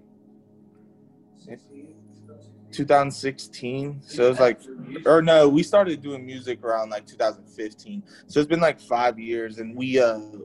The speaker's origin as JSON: {"language": "English", "town": "Cincinnati", "region": "Ohio", "country": "United States", "said": "I'm from Cincinnati, Ohio"}